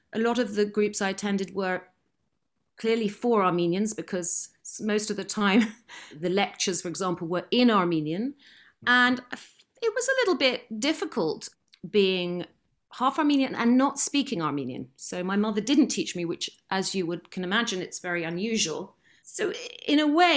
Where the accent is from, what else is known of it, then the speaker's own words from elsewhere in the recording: Lymington, South East England, United Kingdom; I was brought up in the New Forest